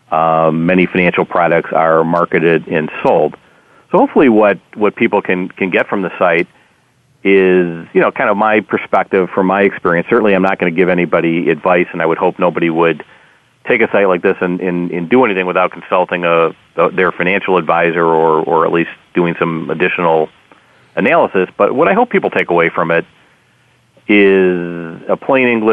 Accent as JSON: {"language": "English", "region": "Wisconsin", "country": "United States", "tie": "born or raised there", "moved": "as an adult", "lives_now": "Chicago, United States", "said": "I grew up in Wisconsin, and I'm a diehard Packer fan living in Chicago"}